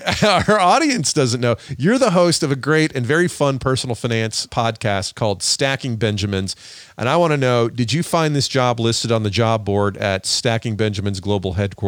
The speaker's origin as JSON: {"language": "English", "region": "Georgia", "country": "United States", "said": "I'm from Georgia."}